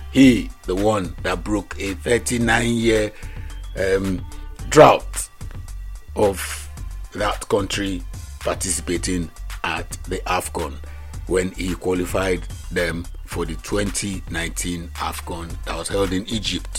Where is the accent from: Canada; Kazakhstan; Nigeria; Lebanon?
Nigeria; I grew up in First Tag